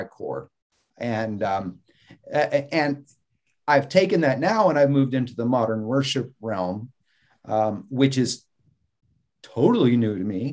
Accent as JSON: {"language": "English", "region": "the South", "country": "United States", "tie": "born or raised there", "also_born_or_lived": "Mississippi / Florida", "said": "growing up in the South"}